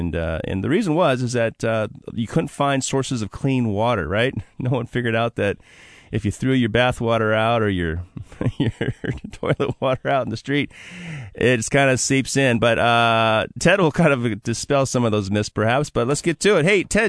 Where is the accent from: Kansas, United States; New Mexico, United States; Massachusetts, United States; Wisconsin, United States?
Wisconsin, United States; Milwaukee; now in Seattle, United States; I'm from Milwaukee, Wisconsin. There was a big Greek community there.